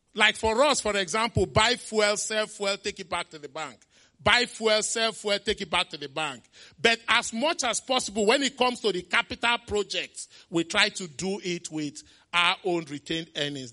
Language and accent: English; Onitsha, Anambra, Nigeria; As a kid, I grew up in Onitsha, my beloved town, Onitsha.